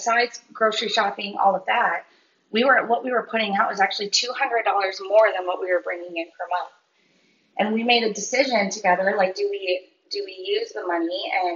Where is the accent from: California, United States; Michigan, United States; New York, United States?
Michigan, United States; now in Florida, United States; We were from Michigan.